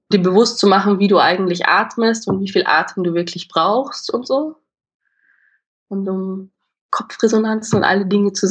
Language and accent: German; Austria; wo man dann halt immer so, so breit redet als Österreicher, würde ich sagen, da musste ich halt lernen, das so ein bisschen schmaler.